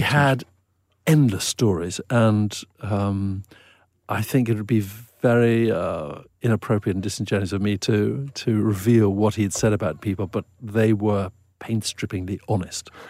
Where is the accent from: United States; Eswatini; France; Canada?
Eswatini; when I was a teenager in the seventies growing up in Swaziland